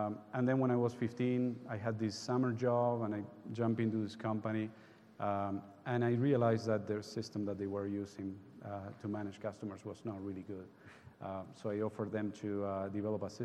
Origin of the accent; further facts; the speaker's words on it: Uruguay; moved away; I was raised and born in Uruguay